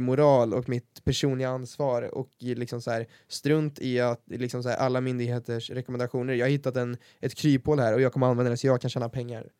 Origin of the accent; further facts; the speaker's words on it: Värmland, Sweden; accent: Värmland dialect; tycker jag inte att vår dialekt är speciellt fin